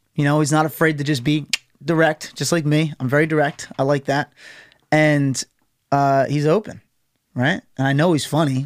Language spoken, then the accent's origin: English; United States; I'm an American